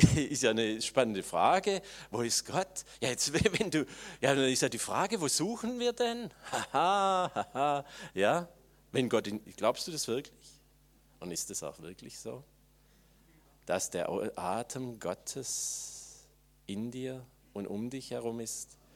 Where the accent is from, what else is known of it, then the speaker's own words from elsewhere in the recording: Swabia, Germany; jetzt muss ich das als Schwabe sagen